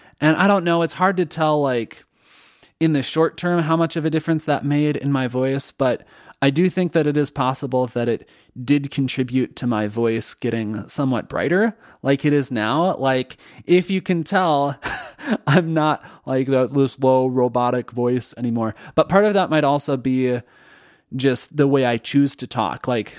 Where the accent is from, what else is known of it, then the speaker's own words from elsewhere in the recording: Minnesota, United States; accent: Minnesotan; So then I actively worked on trying to reduce my Minnesotan accent, particularly with the vowel O. I realized I was doing the stereotypical Minnesota.